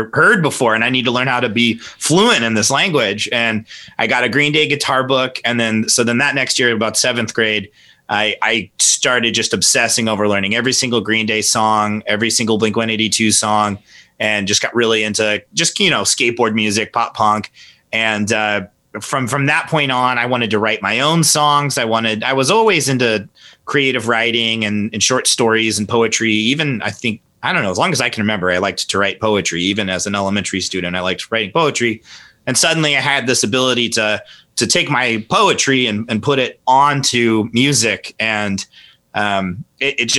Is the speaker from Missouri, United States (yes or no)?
yes; Kansas City, Missouri, United States; also born or lived in Warrensburg; born and raised Kansas City, lived here pretty much my whole life